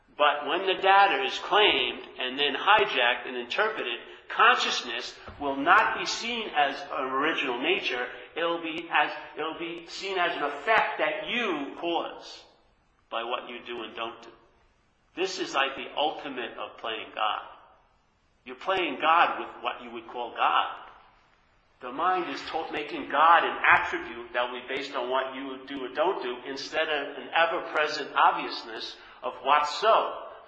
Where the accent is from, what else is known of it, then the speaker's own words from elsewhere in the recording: New York, United States; moved away; I'm from New York